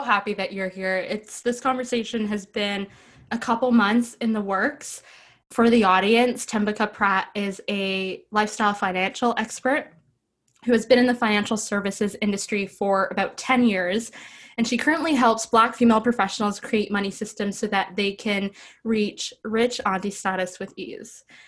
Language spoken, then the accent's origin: English; Ottawa, Ontario, Canada; I'm from Ottawa